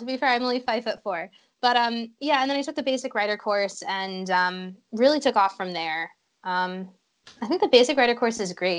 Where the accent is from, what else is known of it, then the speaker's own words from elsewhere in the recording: Illinois, United States; Well, I'm from Illinois, so we don't get a lot of fun riding. It's basically just flat and straight, yeah. Lots of cornfields.